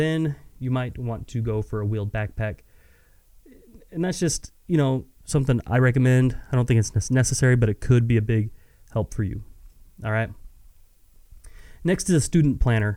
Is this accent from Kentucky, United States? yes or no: no; West Texas, United States; I'm born and raised in West Texas.